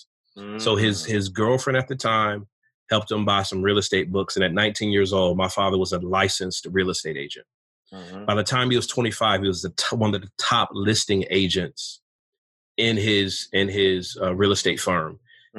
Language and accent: English; Pontiac, Michigan, United States; I was born in the North in Michigan, about 25 minutes north of Detroit in a city called Pontiac, where the Lions used to play